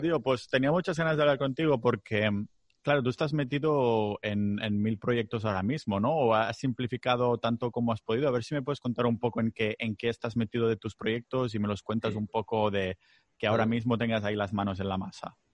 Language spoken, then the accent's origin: Spanish; Catalonia, Spain; accent: Catalan-influenced; Spanish is a second language; Yo tengo que practicar aún muchísimo, muchísimo español, porque sigo, sigo metiendo catalanadas, me sigo liando con palabras, tengo un acento súper raro